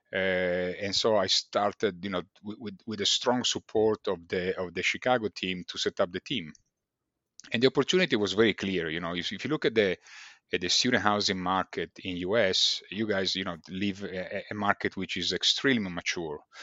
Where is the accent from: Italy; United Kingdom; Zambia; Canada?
Italy; accent: Italian; English is a second language; moved away as an adult; also born or lived in China / Vietnam / Malaysia / Texas, United States; as you could probably have guessed from, uh, b-, by my accent, I'm Italian.